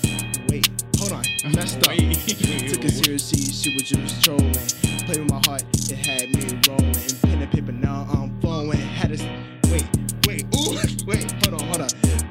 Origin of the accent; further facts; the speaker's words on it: Atlanta, Georgia, United States; No, I'm from Atlanta.